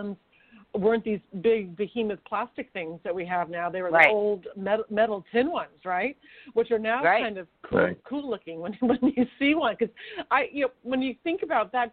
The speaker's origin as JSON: {"language": "English", "town": "Sacramento", "region": "California", "country": "United States", "tie": "born or raised there", "moved": "yes", "lives_now": "Manhattan Beach, United States", "said": "Northern California, where I grew up, I'm from Sacramento"}